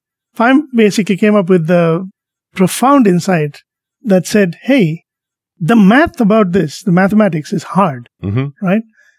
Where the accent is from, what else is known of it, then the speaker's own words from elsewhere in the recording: India; moved away; when I was a little kid growing up in India